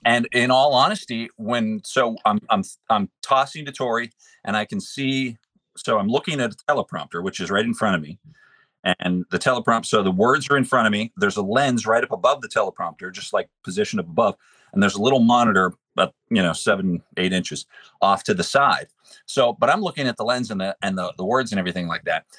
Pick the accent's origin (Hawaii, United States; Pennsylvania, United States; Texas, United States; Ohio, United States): Pennsylvania, United States; Pittsburgh; now in West Virginia, United States; I'm from Pittsburgh originally.